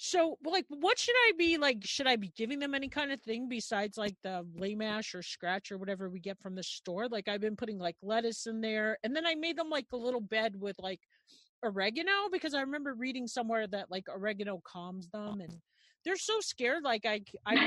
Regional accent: New York, United States; I'm a New Yorker

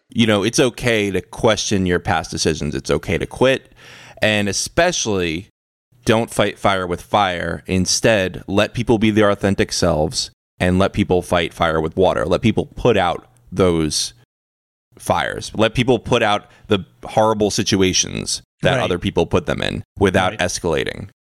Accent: United States; I'm an American

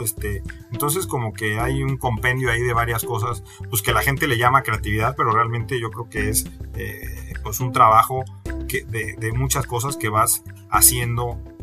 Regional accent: Mexico; somos los mexicanos

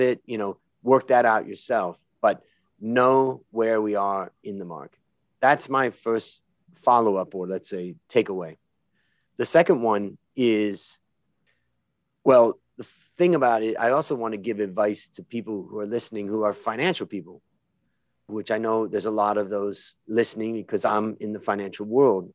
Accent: Hudson, Ohio, United States; we both grew up in Ohio and I grew up in Little Hudson, Ohio

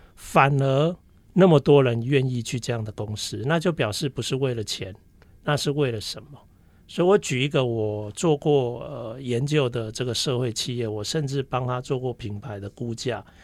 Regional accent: Taiwan; 我的家庭背景就是，呃，因为台湾人在，呃，五六年级时，呃，的那个年，年代，其实台湾人 的家庭非常崇尚自己的小孩去当医生

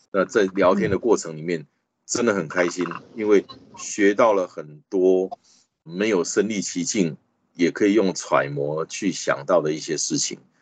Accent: Taiwan; I'm proudly from Taiwan。我很骄傲的，我是来自台湾的

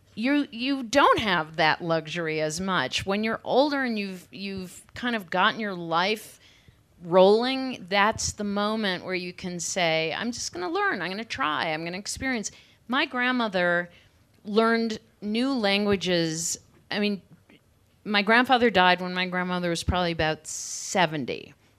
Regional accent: Cleveland, Ohio, United States; I grew up in Cleveland in the suburbs

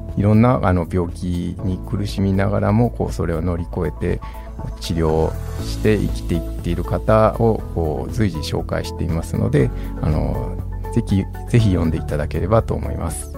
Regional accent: Osaka, Japan; accent: Osaka dialect; moved away; also born or lived in Aomori; 私も大阪出身なんですけども

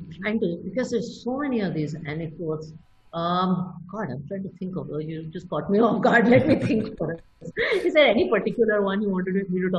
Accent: Italy; So I grew up in Italy in part, and they always said that, you know, originals always have value.

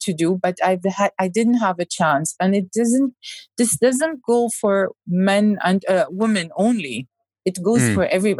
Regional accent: Saudi Arabia; English is a second language; Now you can't, as a Saudi, say, I don't have cinemas. I don't have entertainment.

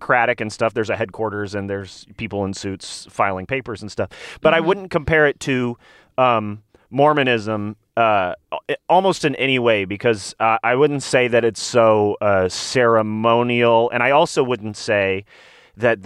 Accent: Nashville, Tennessee, United States; I'm from Nashville, Tennessee, by the way, where they make all Christian media

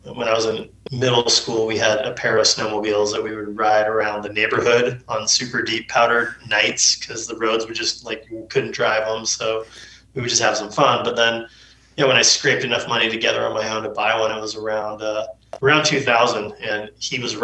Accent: California, United States; They raised my brother and I up at Lake Tahoe.

